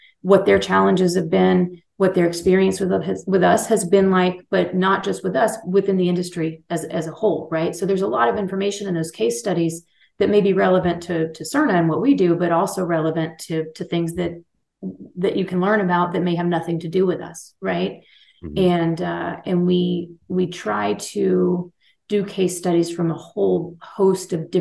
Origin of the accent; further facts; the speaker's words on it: Texas, United States; moved away as an adult; also born or lived in Colorado; This is my home state